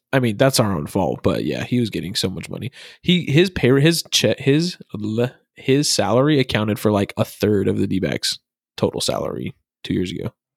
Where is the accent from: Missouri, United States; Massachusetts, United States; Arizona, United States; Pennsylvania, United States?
Arizona, United States; I'm from Arizona